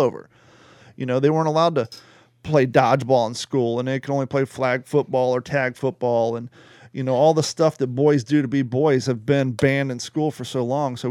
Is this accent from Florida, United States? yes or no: no; Kentucky, United States; Gordon and I grew up in Kentucky